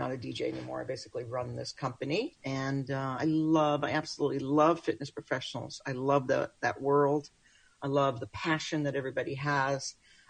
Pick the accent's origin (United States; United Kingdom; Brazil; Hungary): United States; Brooklyn, New York; moved away; I'm a New Yorker. {S1} Okay. {S2} From Brooklyn originally. But I relocated here many moons ago